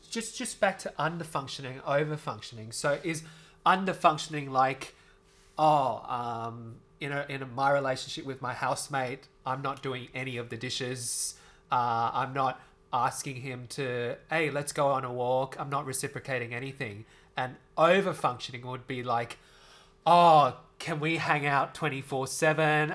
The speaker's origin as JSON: {"language": "English", "country": "Australia", "said": "an Asian Australian"}